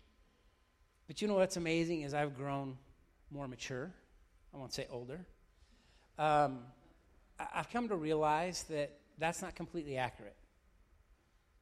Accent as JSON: {"language": "English", "town": "Weiser", "region": "Idaho", "country": "United States", "tie": "born or raised there", "also_born_or_lived": "Oregon", "said": "I grew up in a small town, small farm town, Weezer, of all places."}